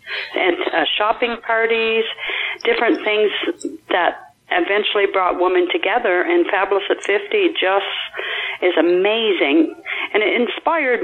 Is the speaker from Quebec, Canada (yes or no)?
yes; Gaspé, Quebec, Canada; now in New Brunswick, Canada; is Gaspé, Quebec, but I've been in New Brunswick 30 plus years. So I grew up there